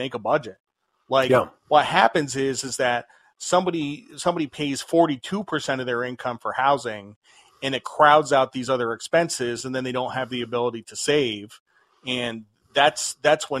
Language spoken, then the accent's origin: English; United States; Americans are puritanical. You know, we're descended from the Puritans